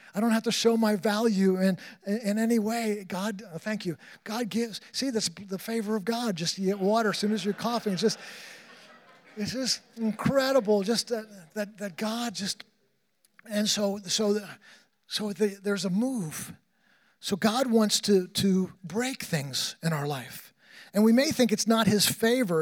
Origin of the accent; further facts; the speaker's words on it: New York, United States; I grew up in New York